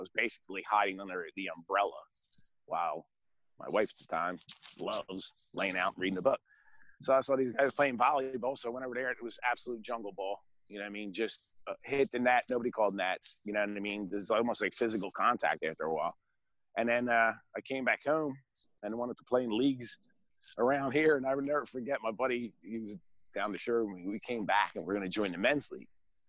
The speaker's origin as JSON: {"language": "English", "town": "Pottstown", "region": "Pennsylvania", "country": "United States", "tie": "born there", "said": "Well, I was born in Pottstown, and then at the age of 5, my parents divorced."}